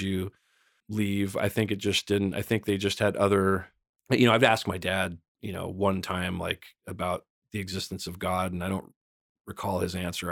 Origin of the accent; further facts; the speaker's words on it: San Bernardino Mountains, California, United States; I grew up in the San Bernardino Mountains